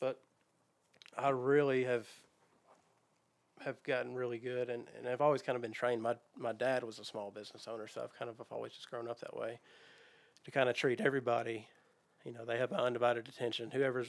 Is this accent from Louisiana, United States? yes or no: no; Goodlettsville, Tennessee, United States; I am. I grew up in Goodlettsville.